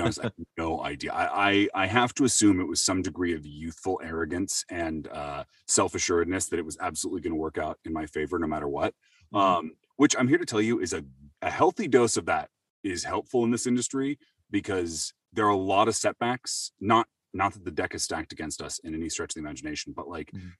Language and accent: English; Seattle, Washington, United States; I'm from Seattle originally. Um, uh, born and raised there